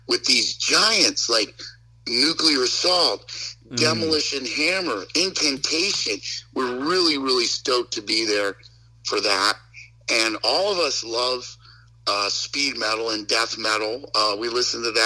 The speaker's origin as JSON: {"language": "English", "town": "Westport", "region": "Connecticut", "country": "United States", "tie": "born or raised there", "said": "I grew up in Westport, Connecticut"}